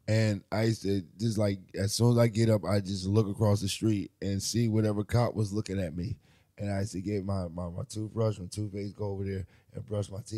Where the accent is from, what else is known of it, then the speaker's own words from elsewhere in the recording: New Jersey, United States; also born or lived in Maryland / Detroit / Philadelphia; now in New York, United States; I'm a Jersey native. You know, I've lived all around. I was born in Jersey, but uh, I've you know Maryland, Detroit, Philly. Um, shit. Now I'm in New York.